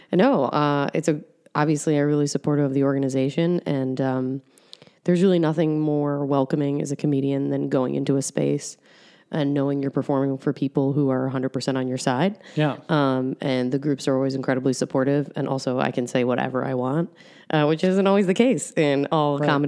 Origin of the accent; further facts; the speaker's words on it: New York, United States; moved away as an adult; now in Columbus, United States; I'm from New York.